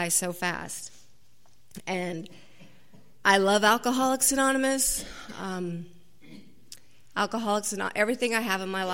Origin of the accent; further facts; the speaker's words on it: Garden Grove, California, United States; now in Laguna Niguel, United States; I grew up in Garden Grove